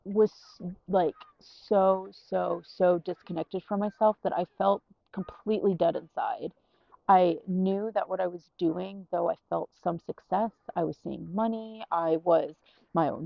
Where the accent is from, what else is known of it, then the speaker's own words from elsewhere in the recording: United States; moved away as an adult; also born or lived in New York / Orlando; now in Iceland; the American in Iceland